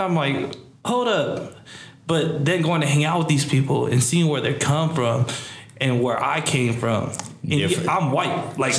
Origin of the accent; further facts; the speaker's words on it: Seaside, California, United States; moved away as an adult; and I came from Seaside.